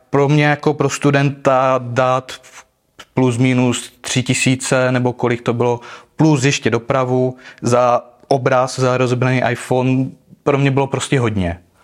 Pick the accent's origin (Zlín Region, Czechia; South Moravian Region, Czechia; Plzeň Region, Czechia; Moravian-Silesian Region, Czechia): Zlín Region, Czechia; Uherské Hradiště; pocházím z Moravy.